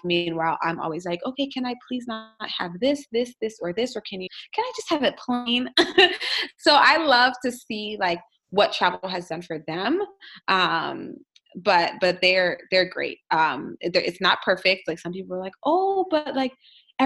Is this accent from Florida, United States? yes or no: yes; South Florida, United States; born or raised there; also born or lived in New York / Washington, D.C. / Oakland / West Virginia